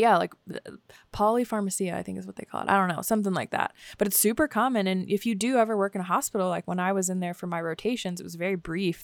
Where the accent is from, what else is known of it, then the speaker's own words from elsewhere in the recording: Washington, District of Columbia, United States; moved away; I grew up next to in Washington, D C